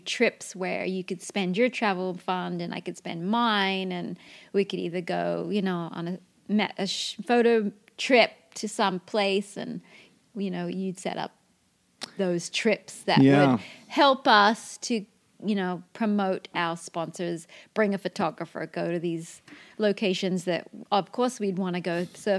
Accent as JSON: {"language": "English", "town": "Port Macquarie", "region": "New South Wales", "country": "Australia", "tie": "born or raised there", "said": "to buy a block of land in Port Macquarie, in my hometown"}